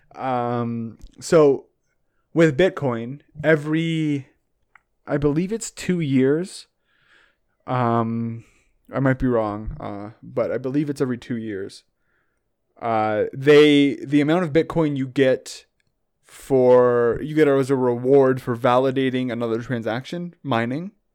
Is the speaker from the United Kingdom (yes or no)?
no; Canada; I'm obviously Canadian